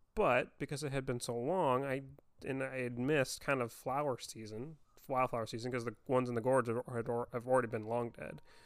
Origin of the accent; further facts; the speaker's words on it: Vancouver, Washington, United States; growing up in Vancouver, Washington